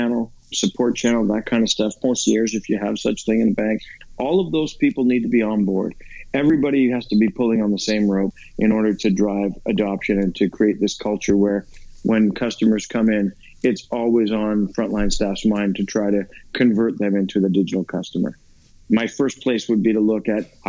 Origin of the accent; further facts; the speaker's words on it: Canada; I'm a Canadian guy